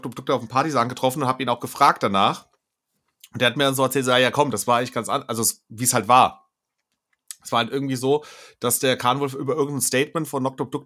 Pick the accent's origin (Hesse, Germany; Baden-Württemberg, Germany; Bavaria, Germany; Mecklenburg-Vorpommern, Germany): Hesse, Germany; Alsfeld; Es ist meine Heimatstadt.